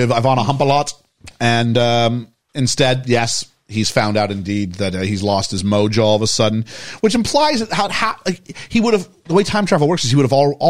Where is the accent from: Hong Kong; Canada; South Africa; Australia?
Canada; As a Canadian